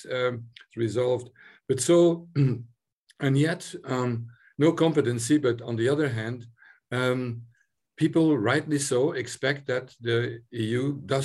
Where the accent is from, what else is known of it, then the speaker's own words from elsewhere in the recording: Belgium; now in Ireland; I'm originally from Belgium